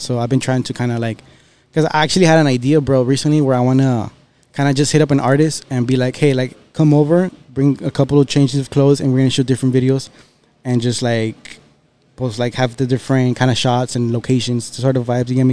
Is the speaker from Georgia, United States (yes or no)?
no; Texas, United States; also born or lived in Monterrey, Mexico; born and raised here